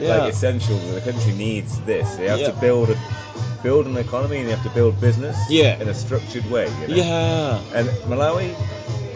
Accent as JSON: {"language": "English", "country": "United Kingdom", "said": "I'm British myself"}